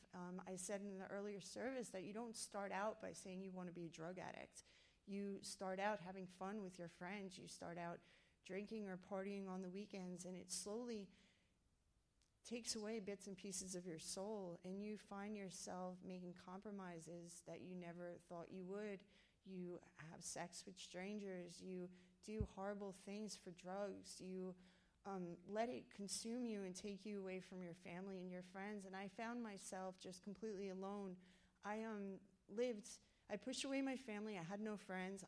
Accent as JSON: {"language": "English", "town": "New York City", "region": "New York", "country": "United States", "moved": "yes", "said": "I'm from New York City"}